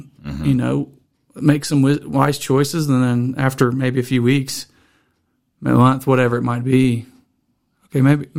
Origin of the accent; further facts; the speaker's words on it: Mississippi, United States; also born or lived in Florida; now in Wyoming, United States; I'm from Mississippi.